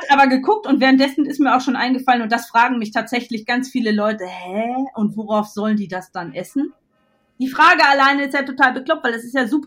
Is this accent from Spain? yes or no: no; North Rhine-Westphalia, Germany; ich komme ja aus Westfalen ursprünglich